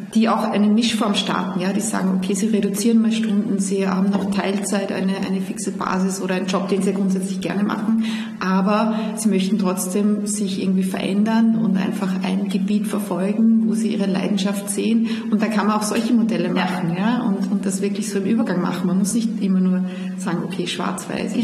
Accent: Salzburg, Austria; also born or lived in Vienna; ich pendel ja zwischen Wien und meiner Heimat in Salzburg

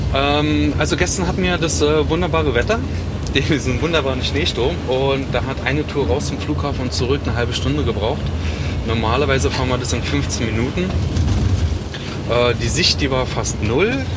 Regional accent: Biesenthal, Brandenburg, Germany; moved away as an adult; also born or lived in Norway; now in Svalbard, Norway; eigentlich komme ich aus Berlin. Ja. Etwas nördlich von Berlin. Genau, für die, die es besser kennen. Oder Biesenthal

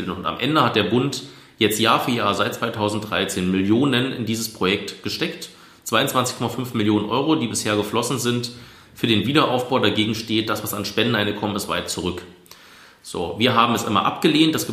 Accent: Fahrland, Brandenburg, Germany; ich komme aus Fahrland, da sind Wohngebiete gebaut worden auf Planung aus den 90ern und 2000ern. Das ist eine einzige Betonwüste.

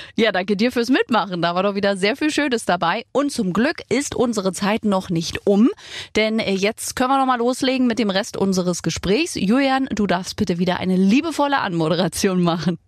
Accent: Germany; ich bin auch in der DDR geboren.

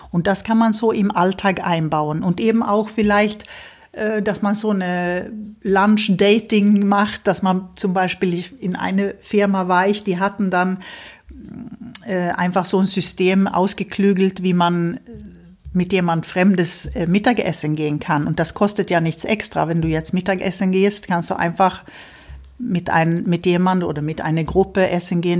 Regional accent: Sweden; Ich habe ja als Schwedin auch meine schwedische mhm. Schulverein, wo wir uns, wo wir unsere Feste feiern, unsere Kinder äh, dazu, also helfen, zweisprachig zu werden

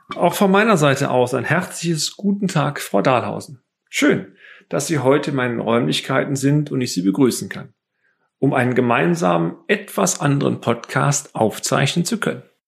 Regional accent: Bonn, North Rhine-Westphalia, Germany; innerhalb der Freiwilligen Feuerwehr Bonn, meiner Heimatstadt

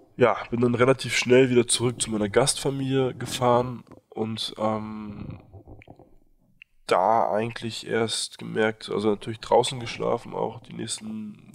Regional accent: Berlin, Germany; moved away as an adult; also born or lived in Nepal; Ich bin in Berlin ähm, aufgewachsen mit einer französischen Mutter, einem deutschen Vater

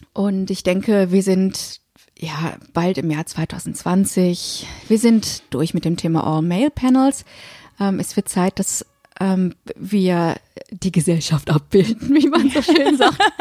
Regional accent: Germany; Und jetzt bin ich hier noch im dritten, im Deutschen, als gebürtige Deutsche

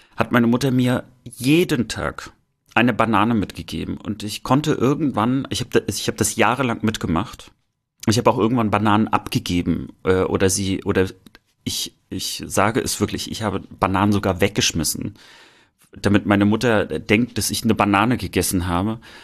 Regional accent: East Germany, Germany; mit uns sozusagen aufgewachsen sind im Osten

